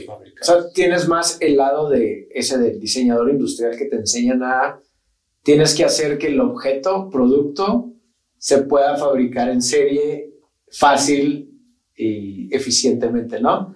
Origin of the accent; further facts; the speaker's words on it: Mexico; somos mexicanos y aquí estamos